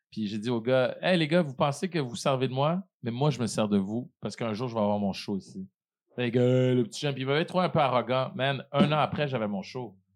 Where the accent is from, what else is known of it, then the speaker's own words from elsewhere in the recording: Haiti; Je pense que ça vient du fait aussi que je suis haïtien, tu sais.